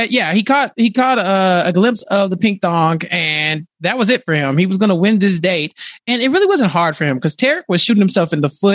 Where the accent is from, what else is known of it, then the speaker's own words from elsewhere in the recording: Texas, United States; I'm from Texas.